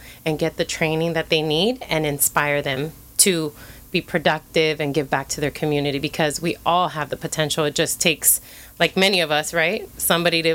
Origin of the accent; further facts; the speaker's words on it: Santa Ana, California, United States; I grew up in Santa Ana. I'm a homegrown local girl.